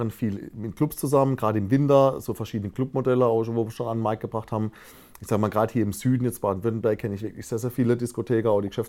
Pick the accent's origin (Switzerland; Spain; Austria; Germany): Spain; Balearic Islands; ich bin auf Mallorca groß geworden, sage ich mal.